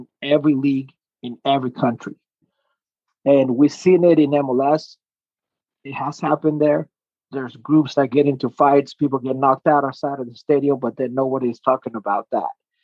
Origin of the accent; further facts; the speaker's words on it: Chile; now in United States; I was born in South America, Chile